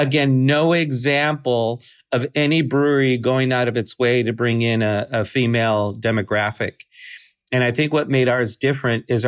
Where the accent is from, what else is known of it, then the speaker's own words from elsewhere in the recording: United States; We're not Czech. We're not German. We're not English. We're not any of these things. We're Mexican American